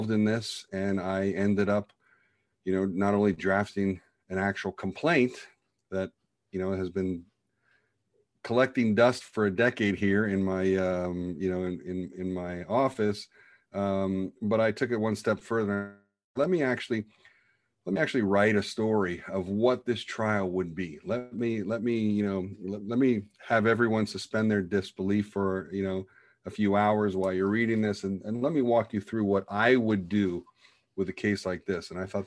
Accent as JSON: {"language": "English", "country": "United States", "said": "being the American cowboy litigator that I suppose I am"}